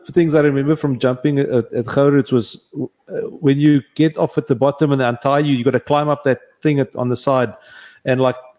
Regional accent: Riebeek-Kasteel area, Western Cape, South Africa; I grew up in Mariesburg.

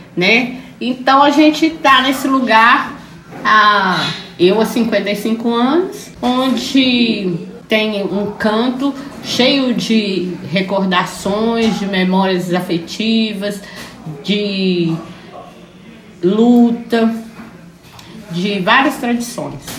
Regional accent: Belo Horizonte, Minas Gerais, Brazil; nasci aqui, né, é, no Quilombo

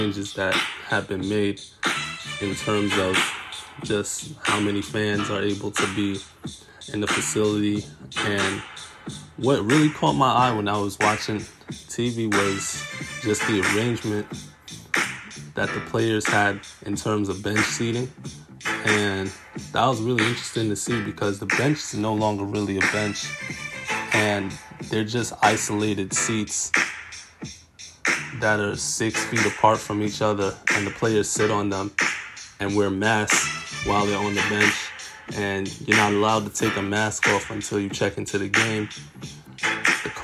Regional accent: New York City, New York, United States; I'm from Brooklyn, New York.

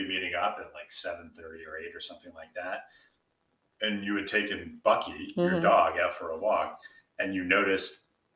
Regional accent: United States; moved away as an adult; now in Bermuda; being an American, I can't own property in Bermuda realistically

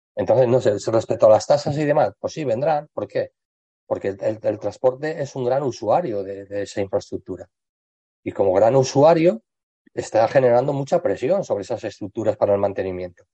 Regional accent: Spain; aquí en España

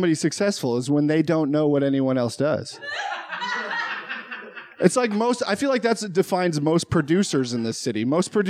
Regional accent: Minnesota, United States; moved away; I am from Minnesota originally.

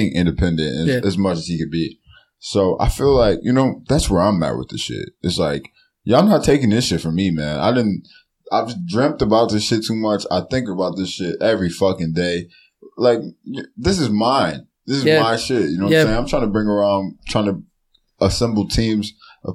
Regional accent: Cleveland, Ohio, United States; I love Cleveland

